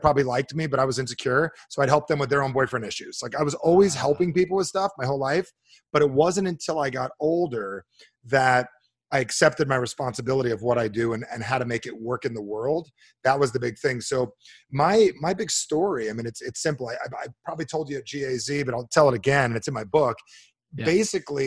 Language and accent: English; New Jersey, United States; now in Arizona, United States; I'm from New Jersey